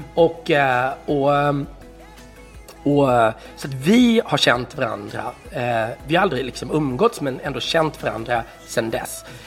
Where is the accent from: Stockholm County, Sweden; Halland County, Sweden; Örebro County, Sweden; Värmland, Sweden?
Halland County, Sweden; Varberg; så växte jag upp i Varberg